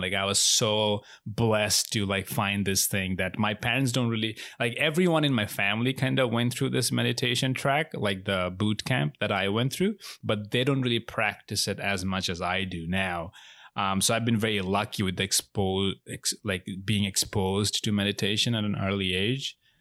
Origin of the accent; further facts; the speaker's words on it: Bangladesh; now in United States; I'm not American. I'm from Bangladesh. I was born and raised in Bangladesh, so I'm not a citizen.